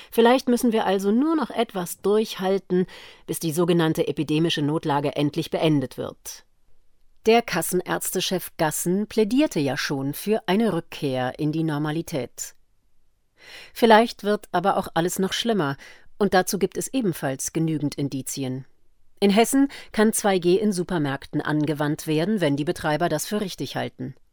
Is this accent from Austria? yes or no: yes; Austria; wie in meinem Heimatland Österreich als Drohkulisse eingeführt, einen weiteren Lockdown